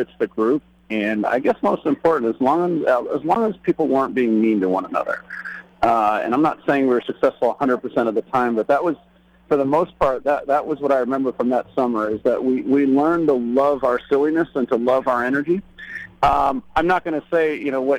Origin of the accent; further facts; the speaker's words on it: Chappaqua, New York, United States; we were growing up in Chappaqua, New York